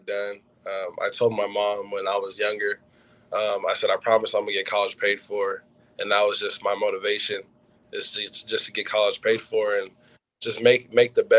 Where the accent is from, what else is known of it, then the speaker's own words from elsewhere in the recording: West Coast, United States; I'm from the West Coast